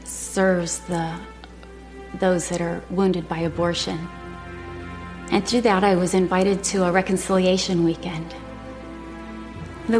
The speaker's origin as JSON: {"language": "English", "region": "Michigan", "country": "United States", "tie": "born or raised there", "also_born_or_lived": "Texas", "moved": "as an adult", "said": "I'd gone to Texas A&M from my hometown in Michigan"}